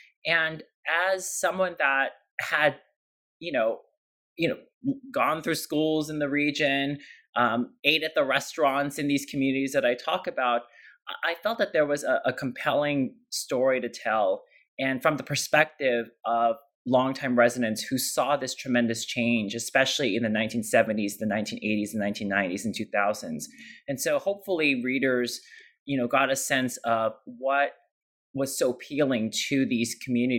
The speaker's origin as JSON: {"language": "English", "area": "East San Gabriel Valley", "region": "Southern California", "country": "United States", "tie": "born or raised there", "moved": "yes", "lives_now": "San Francisco, United States"}